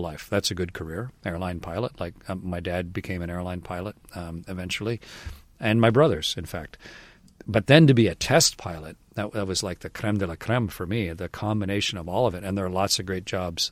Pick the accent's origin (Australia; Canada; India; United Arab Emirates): Canada; I was Canadian